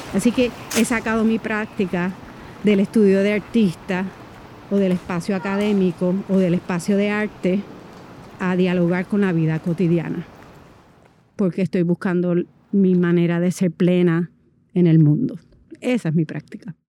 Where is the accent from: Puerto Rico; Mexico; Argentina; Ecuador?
Puerto Rico; moved away as an adult; soy puertorriqueña